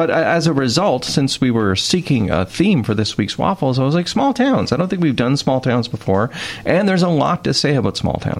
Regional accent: Wawa, Ontario, Canada; I was born in Wawa

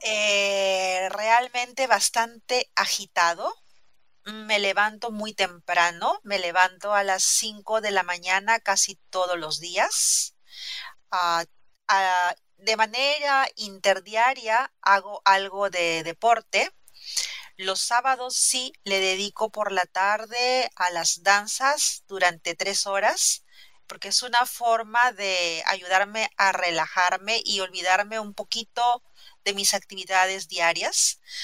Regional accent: Lima, Peru; soy peruana, he nacido en Lima, la capital.

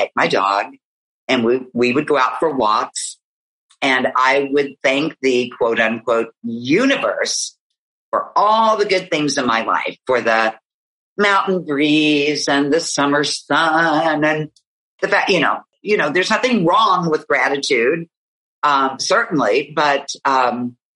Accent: West Virginia, United States; here in my home state

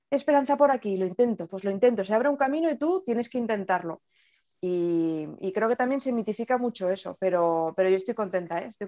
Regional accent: Navarre, Spain; also born or lived in Murcia; yo tengo 39 años, Em, soy de Navarra, pero he dado muchas vueltas eh, por España y demás, y al final el sitio donde más tiempo he pasado, donde he estudiado y me he formado ha sido Murcia.

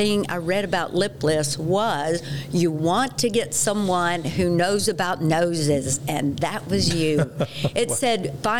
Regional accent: Texas, United States; accent: Texas; now in Colorado, United States; I will try to curb my Texas accent just a bit. Now that I'm a Coloradoan

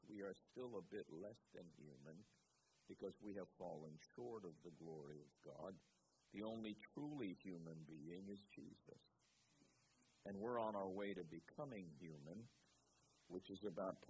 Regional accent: New York, United States; also born or lived in Raleigh, North Carolina; I'm from New York

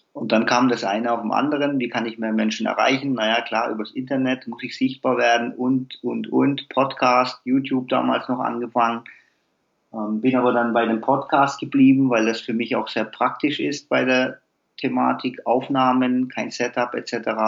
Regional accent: Heilbronn, Baden-Württemberg, Germany; Ich komme hier aus dem Umkreis Heilbronn, Nähe Stuttgart

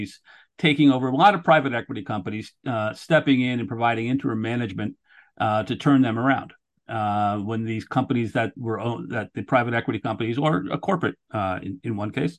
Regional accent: New Haven, Connecticut, United States; I grew up in Connecticut, right on, on New Haven

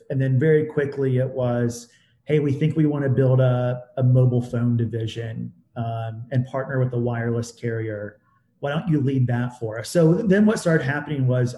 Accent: Southeast Indiana, United States; I grew up in Southeast Indiana

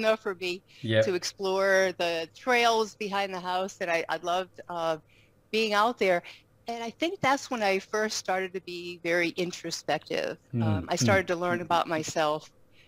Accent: Rhode Island, Northeast, United States; moved away as an adult; also born or lived in Maryland / Northern Alabama; now in Alabama, United States; I grew up in the Rhode Island, Connecticut area.

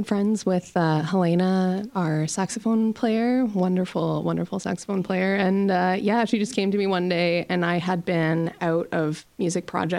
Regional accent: Waterloo, Ontario, Canada; moved away as an adult; now in Kingston, Canada; And I actually grew up in Waterloo and then moved to Kingston about 5-6 years ago or so.

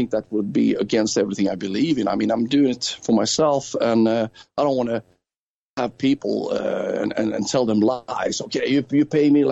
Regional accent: Gothenburg, Västra Götaland, Sweden; I'm from Gothenburg

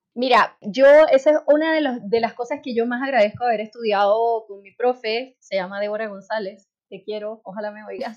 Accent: Venezuela; moved away as an adult; now in Chile; yo soy venezolana y en Venezuela el tema del maquillaje está bastante más asociado al tema del, modelaje

